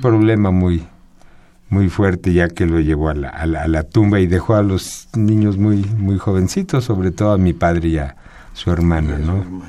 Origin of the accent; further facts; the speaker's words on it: Mexico; Yo nací aquí en México